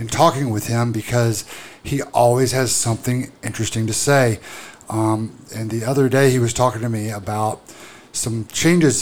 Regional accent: Louisiana, United States; now in Augusta, United States; I'm from Louisiana, and it's Colbert where I'm from.

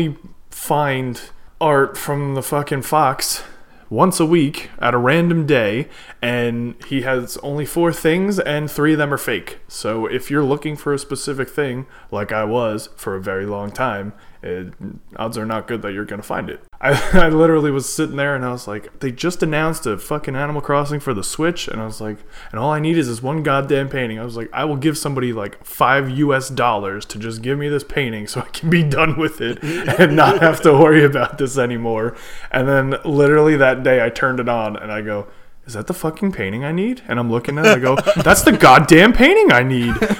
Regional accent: United States; I'm from America, so I know them in English

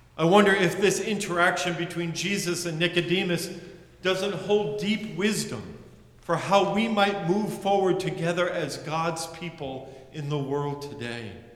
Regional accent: United States; As a white male growing up in the United States

